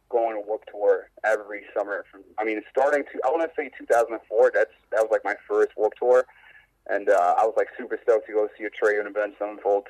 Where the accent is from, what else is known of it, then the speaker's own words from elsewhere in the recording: New York, United States; I'm from New York